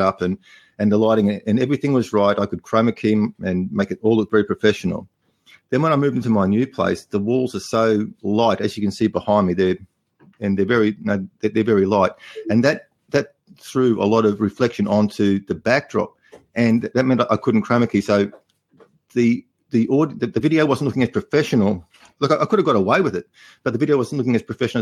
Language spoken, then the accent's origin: English; Australia; accent: Australian; my Australian accent